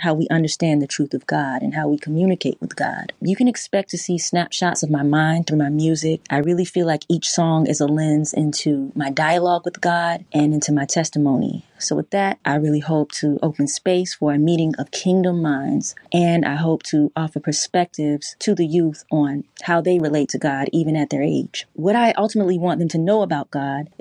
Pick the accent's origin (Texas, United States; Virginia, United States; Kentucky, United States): Virginia, United States; Chesapeake; I'm from Chesapeake, Virginia